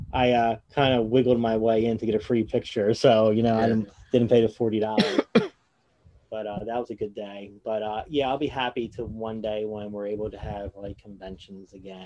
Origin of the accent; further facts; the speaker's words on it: two towns over from Egg Harbor City, New Jersey, United States; I'm two towns over from you